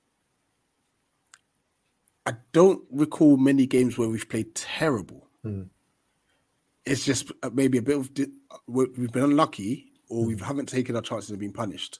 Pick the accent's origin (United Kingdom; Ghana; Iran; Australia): Ghana; as a Ghanaian